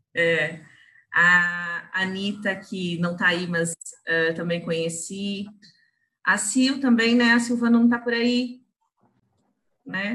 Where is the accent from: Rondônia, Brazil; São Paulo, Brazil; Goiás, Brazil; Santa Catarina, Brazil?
Santa Catarina, Brazil; Joinville; eu sou de Joinville